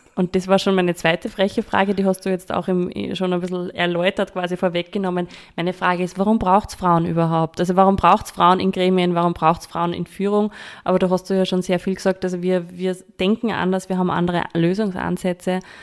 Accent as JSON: {"language": "German", "region": "Upper Austria", "country": "Austria", "said": "ich komme ja aus ähm, einem landwirtschaftgeprägten Umfeld. Ich habe eine Godi, die hat eine Landwirtschaft und äh, war auch in der HBLA Ellenberg, so landwirtschaftliche Schule bei uns in Oberösterreich"}